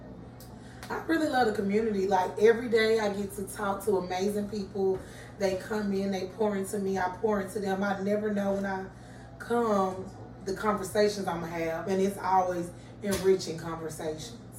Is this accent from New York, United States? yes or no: no; Atlanta, Georgia, United States; I'm from Pittsburgh